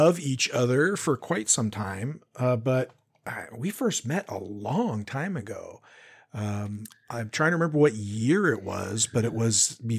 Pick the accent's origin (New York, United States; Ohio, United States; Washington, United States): Washington, United States; now in Oregon, United States; And at the time, I was from Washington. Now I live in Oregon, where he has lived for a long while.